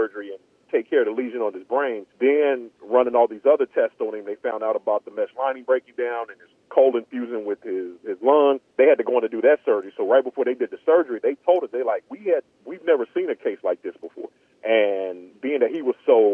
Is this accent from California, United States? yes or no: yes; Bakersfield, California, United States; moved away as an adult; also born or lived in Atlanta / Mississippi; I was born and raised in Bakersfield, California